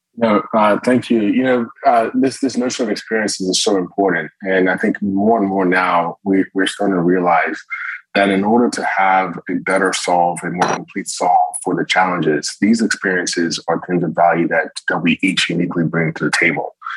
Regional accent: Morristown, New Jersey, United States; I was born in Morristown, New Jersey

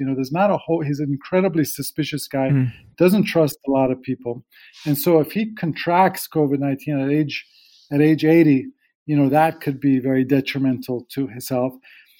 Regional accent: Michigan, United States; moved away as an adult; I have the last 2 months been back at home where I grew up in Michigan, helping out my parents.

